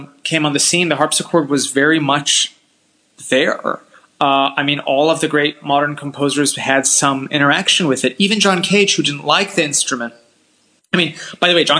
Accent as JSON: {"language": "English", "town": "Washington", "region": "District of Columbia", "country": "United States", "tie": "born or raised there", "also_born_or_lived": "California", "moved": "as an adult", "lives_now": "Europe", "said": "I grew up in D.C."}